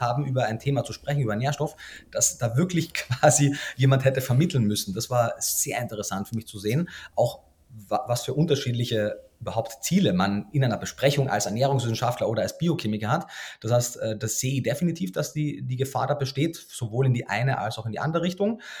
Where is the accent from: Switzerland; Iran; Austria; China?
Austria; moved away as an adult; also born or lived in Germany; wie man wahrscheinlich in den ersten Worten schon hört, bin ich gebürtiger Österreicher